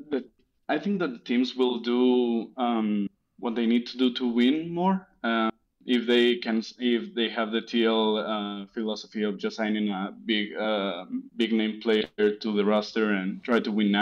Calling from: Monterrey, Nuevo León, Mexico; English is a second language; I'm calling from Monterrey, Mexico.

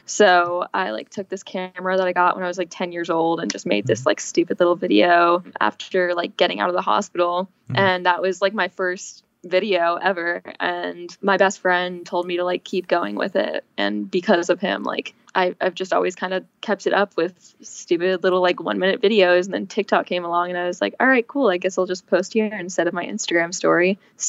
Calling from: Los Angeles, California, United States; LA, in my new apartment, which is freaking crazy.

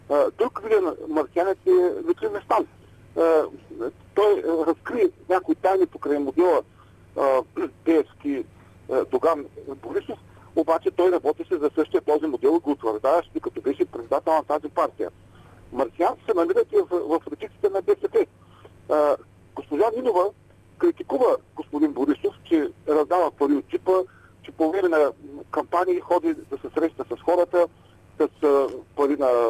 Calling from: Ruse, Ruse Province, Bulgaria; от Русе.

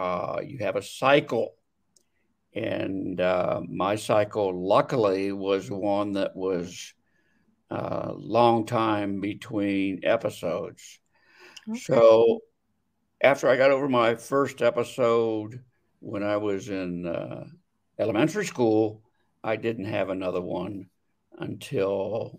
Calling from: Scottsdale, Arizona, United States; Scottsdale, Arizona.

